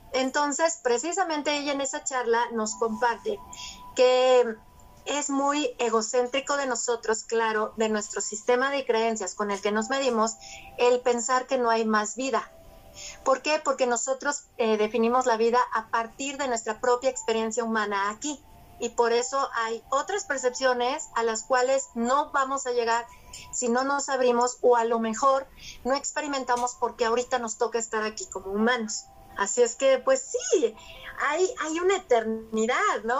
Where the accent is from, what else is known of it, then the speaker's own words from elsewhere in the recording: Mexico; ya nací en México